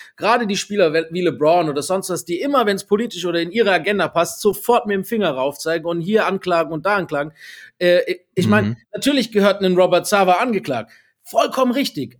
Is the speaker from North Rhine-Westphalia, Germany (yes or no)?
no; Swabia, Baden-Württemberg, Germany; als Schwabe